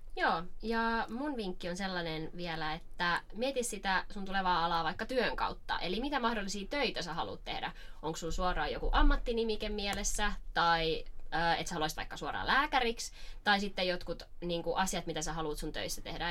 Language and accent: Finnish; Rauma, Satakunta, Finland; moved away as an adult; now in Turku, Finland; alun perin Raumalta kotoisin, mutta oon rantautunut tänne Turkuun